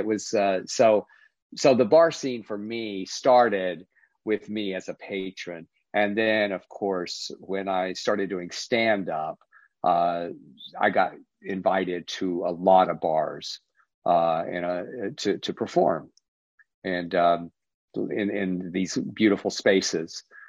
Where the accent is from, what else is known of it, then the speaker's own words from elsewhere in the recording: Texas, United States; moved away; why'd you leave Texas? You write about Texas, you embrace Texas. And I go, yeah, well, it's a great place to be